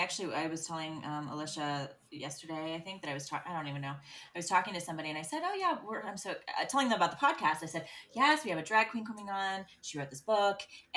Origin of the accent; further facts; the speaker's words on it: Ohio, United States; moved away; also born or lived in New York City / Los Angeles; living in New York City, living in LA where it's big, you know, I grew up in Ohio.